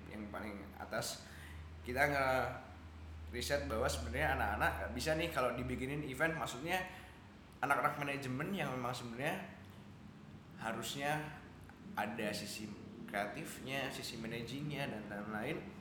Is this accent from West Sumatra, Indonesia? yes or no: no; Yogyakarta, Special Region of Yogyakarta, Indonesia; saya orang Jogja yang bekerja di industri kreatif